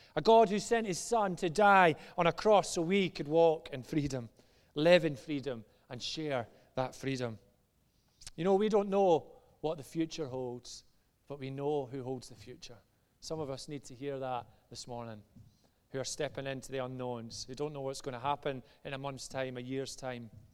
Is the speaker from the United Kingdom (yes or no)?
yes; just outside Glasgow, Scotland, United Kingdom; as you maybe tell from my accent, I'm from just outside Glasgow